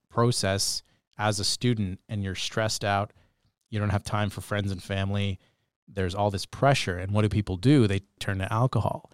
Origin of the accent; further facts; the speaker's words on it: Bedford, Nova Scotia, Canada; now in Sault Ste. Marie, Canada; growing up in Bedford, Nova Scotia